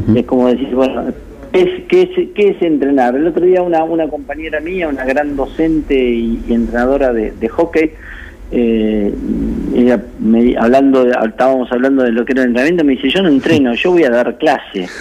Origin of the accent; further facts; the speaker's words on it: La Plata, Buenos Aires Province, Argentina; moved away as an adult; now in Spain; cuando tenía seis años, mi padre me llevó a jugar al rugby a La Plata Rugby Club y desde ese momento no me fui jamás